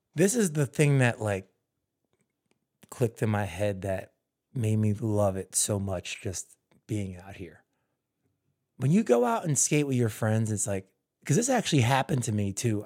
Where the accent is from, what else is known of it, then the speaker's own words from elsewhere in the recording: New Jersey, United States; also born or lived in Philadelphia, Pennsylvania; now in California, United States; I was born in Philly, and I grew up in Jersey